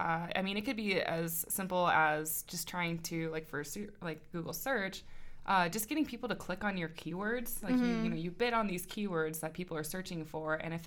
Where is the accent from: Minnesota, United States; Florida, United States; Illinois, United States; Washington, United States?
Washington, United States; Spokane; moved away as an adult; now in Montana, United States; I come from Spokane, Washington, which mm-hmm. is not too far away.